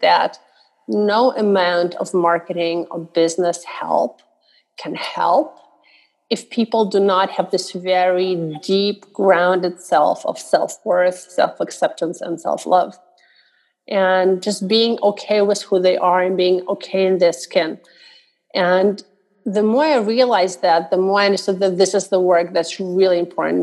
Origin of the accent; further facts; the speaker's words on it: Russia; moved away; growing up in Russia, one of the things you're taught is that nobody cares what you think